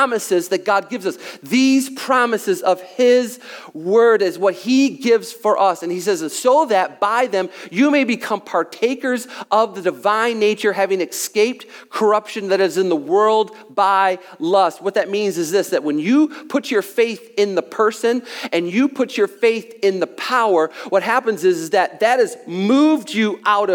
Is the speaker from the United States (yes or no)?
yes; United States; by nature, I'm an American